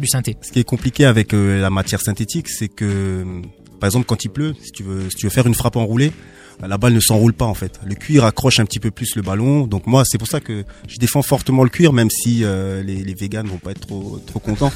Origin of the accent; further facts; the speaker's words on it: Strasbourg, Grand Est, France; also born or lived in Bischheim; j'ai vécu au Gerbaden à, à Bischheim. Donc je suis un mec disons entre guillemets de quartier. j'ai grandi au Neuf et puis j'ai vécu également à l'Elzo.